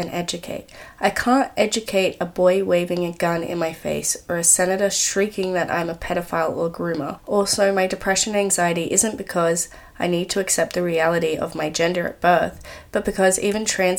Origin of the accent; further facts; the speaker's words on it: Australia; I'm Australian